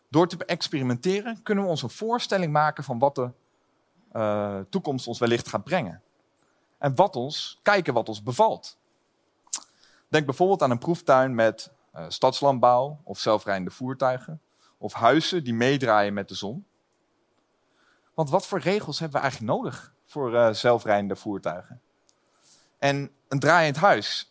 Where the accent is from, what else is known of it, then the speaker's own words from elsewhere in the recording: Lelystad, Flevoland, Netherlands; Ik kom zelf uit Lelystad